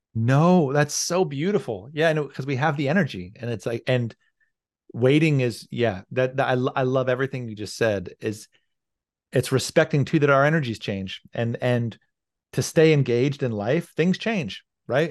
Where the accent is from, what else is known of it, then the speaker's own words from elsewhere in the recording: rural Virginia, United States; moved away as an adult; now in Seattle, United States; I'd grown up in a very rural part of Virginia